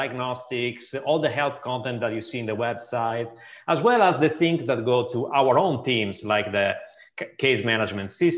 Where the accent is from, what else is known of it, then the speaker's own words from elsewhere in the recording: Sardinia, Italy; now in Seattle area, United States; In Sardinia, which is actually a beautiful island in the middle of the Mediterranean Sea.